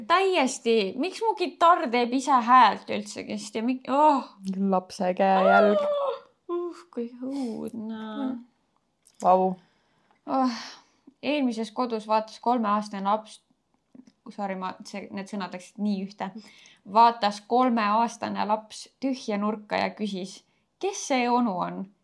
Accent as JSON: {"language": "Estonian", "town": "Elva", "region": "Tartu County", "country": "Estonia", "said": "olen pärit ühest väikesest linnast nimega Elva."}